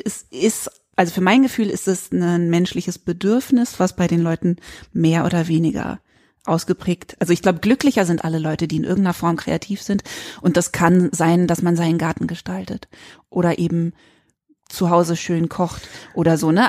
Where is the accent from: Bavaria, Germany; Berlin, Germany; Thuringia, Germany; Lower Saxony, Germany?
Berlin, Germany; moved away; also born or lived in Freiburg; in meinen Berliner Kindheitsjahren fünfmal umgezogen, bei einer getrennten lesbischen Mutter aufgewachsen, dann von Berlin nach Freiburg